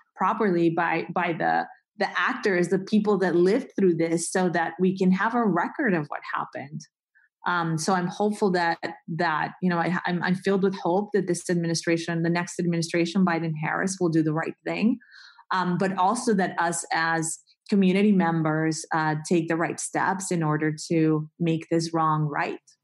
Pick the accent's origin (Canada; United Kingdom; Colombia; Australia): Colombia; moved away; I grew up in Colombia